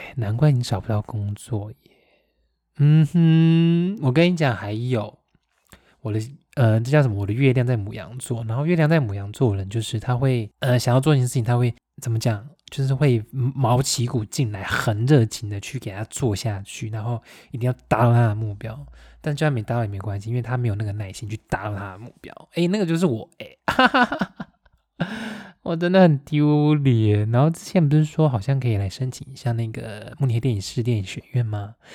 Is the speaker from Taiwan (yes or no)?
yes; Taiwan; now in Germany; 讲我们台湾话